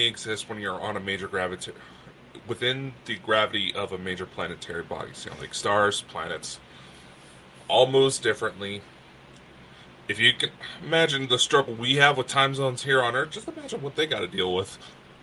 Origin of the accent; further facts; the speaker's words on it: United States; I'm American